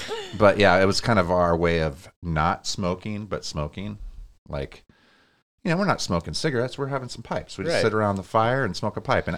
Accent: Montana, United States; moved away as an adult; now in Cedar Rapids, United States; we're from Montana.

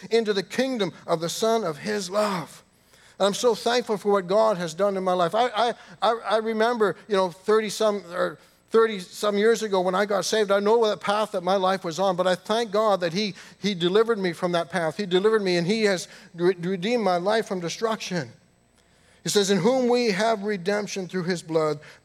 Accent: Canada; I grew up in the United Church in Canada

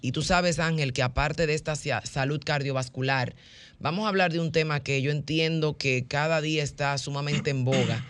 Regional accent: Dominican Republic; como buenos caribeños, que siempre tenemos este temperamento

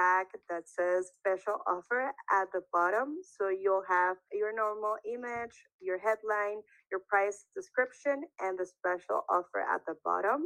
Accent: Nicaragua; first language Spanish; English is a second language; also born or lived in Taiwan; I'm from Nicaragua, so I speak Spanish

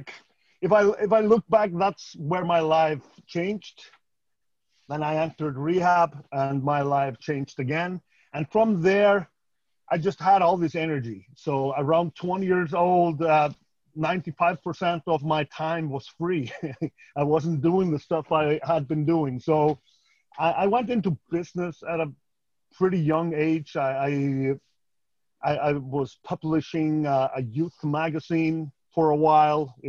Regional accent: Iceland; moved away; also born or lived in California; I'm a 45-year-old Icelander by core

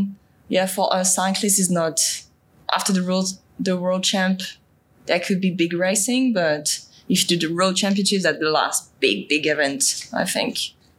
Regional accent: Toulouse, Occitania, France; I'm from France, south of France, Toulouse, like close to the Pyrenees, but far from Paris.

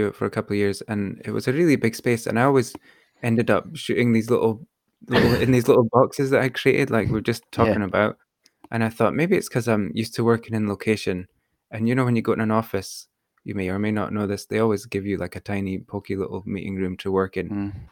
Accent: London, United Kingdom; I'm from East London.

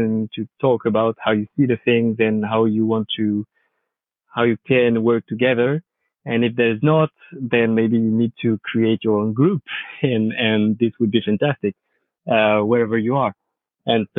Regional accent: France; accent: French; English is a second language

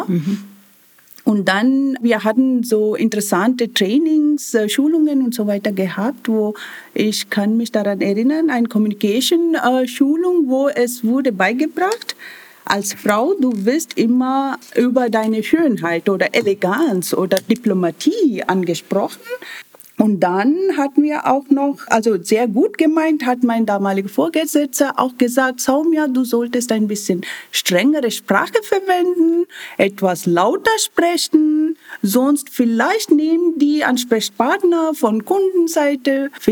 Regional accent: India; German is a second language; moved away as an adult; now in Germany; Und ich komme aus Indien. Ich bin vor so über 20 Jahren hierher gekommen als schon IT-Berufstätige.

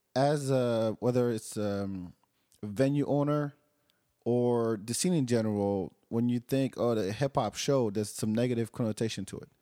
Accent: France; now in Austin, United States; growing up in France

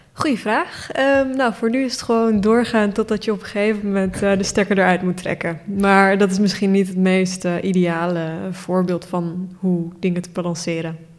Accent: Turkey; now in Netherlands; ik ben geboren in Turkije

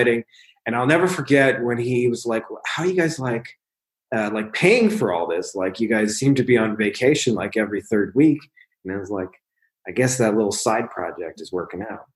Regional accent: Windsor, Ontario, Canada; my hometown, Windsor, Ontario, Canada, which is literally like 5 minutes from Detroit.

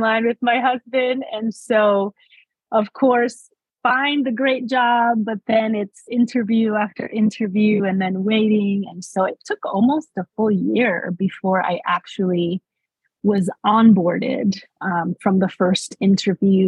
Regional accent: New York City, New York, United States; moved away as an adult; also born or lived in West Warwick, Rhode Island; So I was born and raised in New York City. In Manhattan, specifically the Washington Heights area

